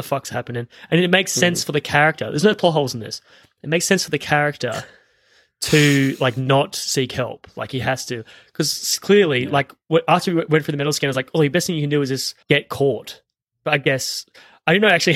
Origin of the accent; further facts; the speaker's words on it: Australia; We're Australian.